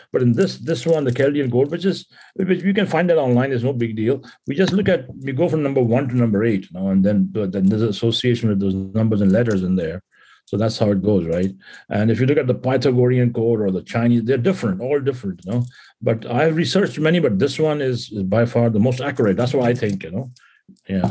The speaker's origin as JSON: {"language": "English", "country": "India", "tie": "born or raised there", "moved": "as an adult", "lives_now": "California, United States", "said": "growing up in India"}